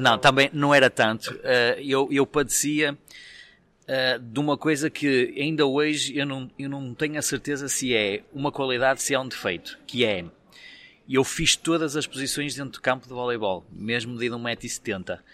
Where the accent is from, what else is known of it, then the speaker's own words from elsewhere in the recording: Vila Nova de Famalicão, Norte, Portugal; eu sou de Famalicão